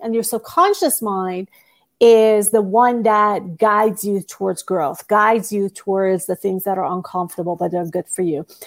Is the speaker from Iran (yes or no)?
yes; Iran; moved away as an adult; also born or lived in United States / Singapore; I moved from Iran to the United States when I was eighteen years old